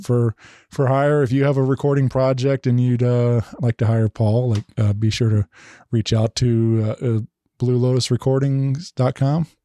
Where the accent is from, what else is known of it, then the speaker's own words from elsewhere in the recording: St. Louis, Missouri, United States; it's home, my hometown